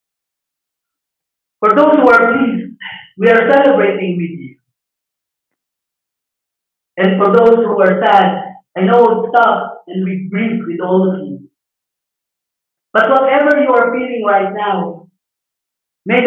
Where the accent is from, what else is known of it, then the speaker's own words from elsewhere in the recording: Philippines; our nationality, being a Filipino